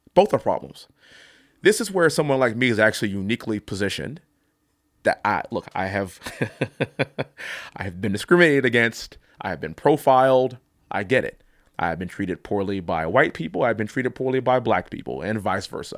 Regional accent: Texas, United States; also born or lived in Ithaca, New York; I am a Texan. I come from an energy capital of the world

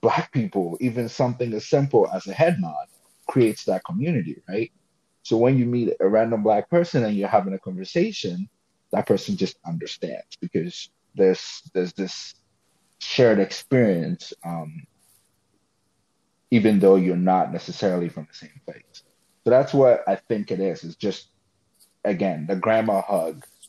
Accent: Ghana; also born or lived in Florida; now in West Virginia, United States; I'm from Ghana, so like where I grew up

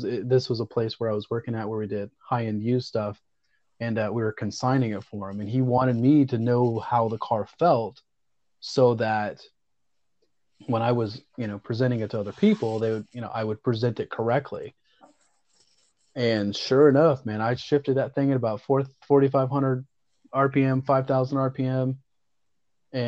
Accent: the South, United States; growing up in the South

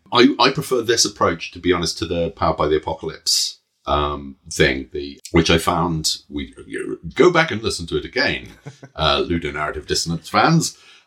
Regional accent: United Kingdom; I'm British.

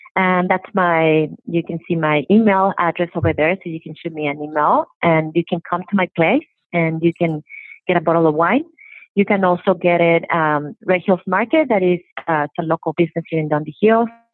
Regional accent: Mexico; moved away as an adult; also born or lived in San Francisco, United States; now in Oregon, United States; I grew up in Mexico

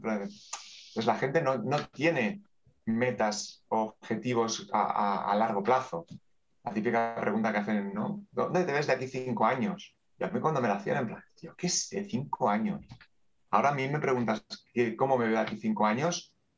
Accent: Terrassa, Catalonia, Spain; Nací en Tarrasa y aquí está.

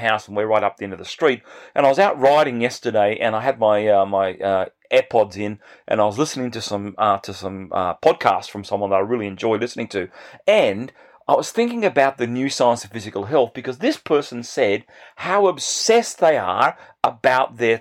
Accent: Bega, New South Wales, Australia; I grew up in this small country town in New South Wales in the state in Australia

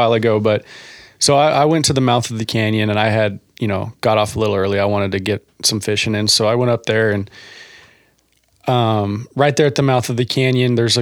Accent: Kern County, California, United States; we're from Kern County. We got Kern River and everything.

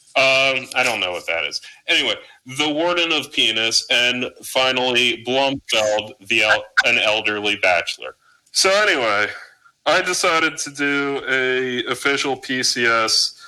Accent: New Jersey, United States; I'm a boatsman. I'm from South Jersey. We're all boatsmen

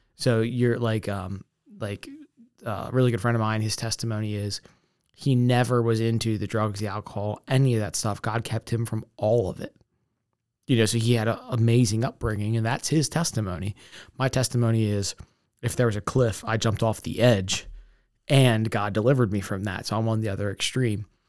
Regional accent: Essex, Maryland, United States; I grew up in Essex

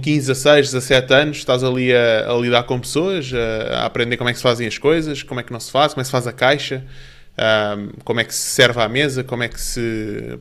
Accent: Portugal; also born or lived in Canada / Spain / Brazil; depois viemos para Portugal, onde eu fiz o resto da minha educação a partir do terceiro ano e, e aqui cresci

